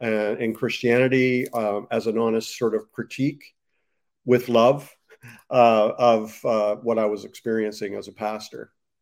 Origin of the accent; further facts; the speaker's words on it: Canada; I ended up going to a Pentecostal Bible college in the States. I'm from Canada, by the way, in the States.